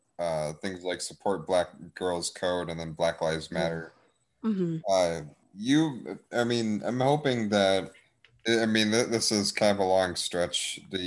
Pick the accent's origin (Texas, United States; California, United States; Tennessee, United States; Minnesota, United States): Texas, United States; but I'm from Texas, of course, North Texas.